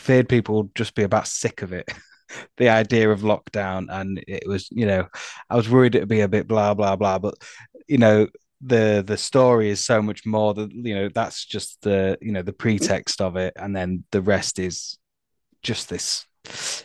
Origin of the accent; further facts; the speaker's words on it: Harrogate, Yorkshire and the Humber, United Kingdom; I'm from Harrogate in North Yorkshire